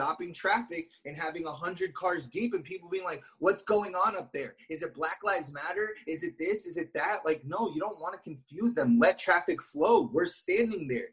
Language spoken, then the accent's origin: English; Los Angeles, California, United States; I grew up in Hollywood